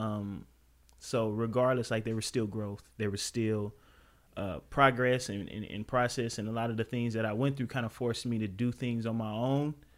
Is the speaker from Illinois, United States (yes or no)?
no; Los Angeles, California, United States; also born or lived in Compton; I come from South Central Los Angeles